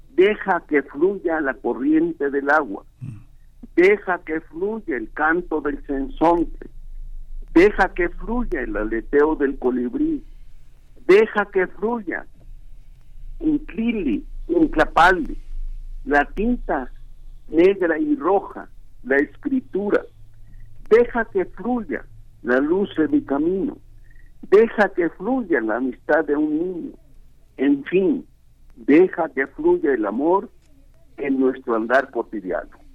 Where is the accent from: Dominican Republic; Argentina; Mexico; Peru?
Mexico; nuestra raíz ancestral como mexicanos